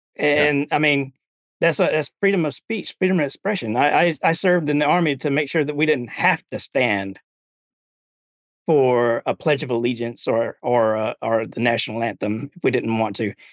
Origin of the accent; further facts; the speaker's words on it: Alabama, United States; growing up in Alabama